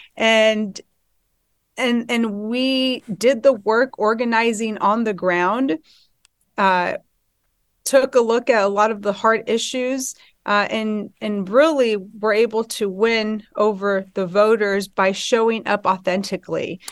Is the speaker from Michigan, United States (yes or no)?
no; Inland Empire, California, United States; I brought my experiences with me growing up in the Inland Empire